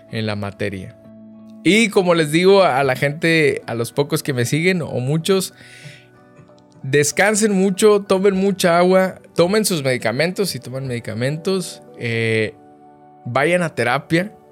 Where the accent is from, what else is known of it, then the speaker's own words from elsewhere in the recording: northern Mexico, Mexico; tengo 31 años de edad, eh, soy norteño orgullosamente del país de México